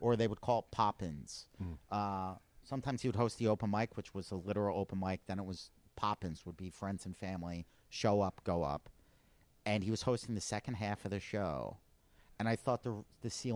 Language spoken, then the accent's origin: English; Delco, Pennsylvania, United States; moved away; I was from Delco